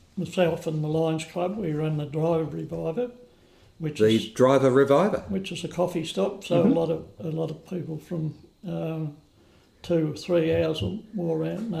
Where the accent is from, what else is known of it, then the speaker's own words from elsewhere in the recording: Melton, Victoria, Australia; moved away as an adult; now in Lismore, Australia; I was born in Melton, which is Western Highway. We were approximately 50 k's from Melbourne on the Ballarat and Mullet. Melton was a little village very similar to Lismore, 300 or 400 people.